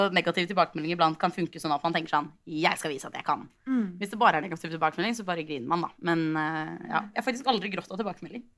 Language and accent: Norwegian; Oslo, Norway; jeg kom fra Oslo. Jeg gikk på en videregående skole i Oslo som heter Foss